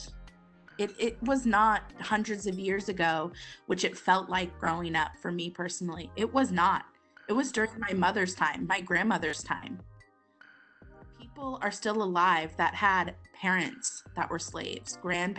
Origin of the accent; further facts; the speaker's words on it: Seattle, Washington, United States; we are from Seattle